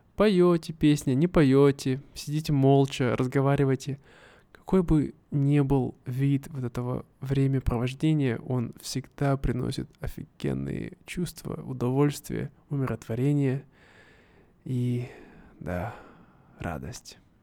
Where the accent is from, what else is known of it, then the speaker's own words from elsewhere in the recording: Siberia, Russia; moved away as an adult; now in Vietnam; когда ты живешь в Сибири, в моем родном городе